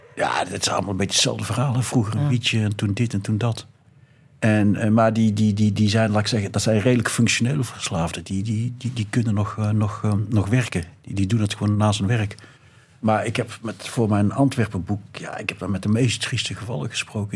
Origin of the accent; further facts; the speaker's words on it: North Brabant, Netherlands; moved away as an adult; now in Belgium; ik kom uit Brabant